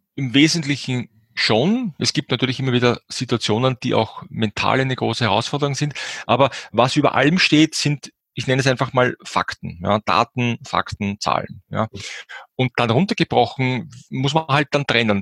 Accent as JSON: {"language": "German", "country": "Austria", "said": "bei uns in Österreich"}